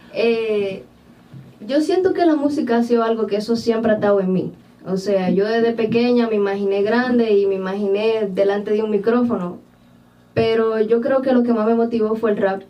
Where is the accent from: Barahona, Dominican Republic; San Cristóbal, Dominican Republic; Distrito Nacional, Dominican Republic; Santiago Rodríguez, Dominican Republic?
Barahona, Dominican Republic; yo soy oriunda de Barahona